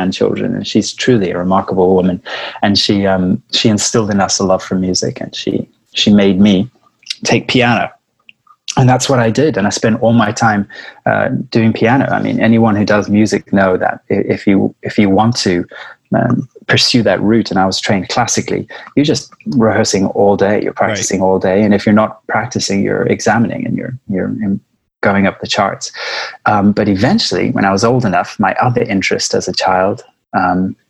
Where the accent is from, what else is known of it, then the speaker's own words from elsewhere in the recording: Johannesburg, Gauteng, South Africa; accent: South African; I was born in South Africa in Johannesburg, a small little town. called Northcliffe. And I grew up in Northcliffe